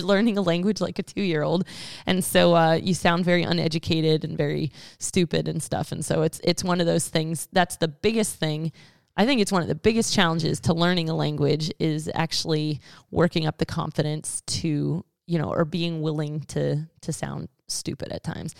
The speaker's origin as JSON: {"language": "English", "country": "United States", "said": "us as American English-speaking Christians"}